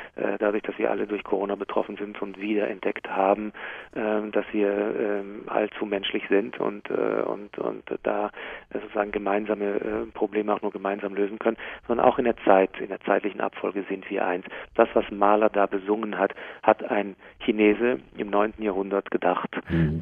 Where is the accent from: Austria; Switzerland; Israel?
Israel; Jerusalem, Jerusalem District; now in Hamburg, Germany; in äh, Jerusalem, wo ich aufgewachsen bin